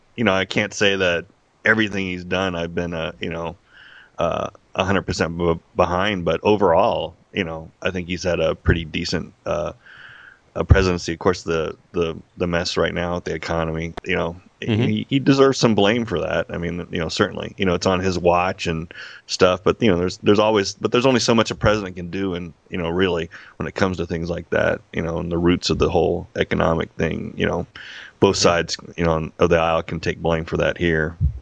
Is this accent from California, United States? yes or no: no; Las Vegas, Nevada, United States; I'm born born and raised in Las Vegas, a Las Vegas uh, native, uh, which is rare.